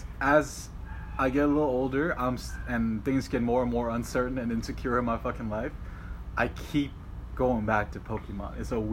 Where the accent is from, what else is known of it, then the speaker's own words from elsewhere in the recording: New York City, New York, United States; And I grew up in College Point, Queens.